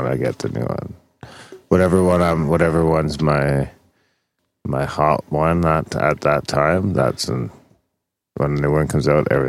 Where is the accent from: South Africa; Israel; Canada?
Canada; I'm Canadian and I say NASA.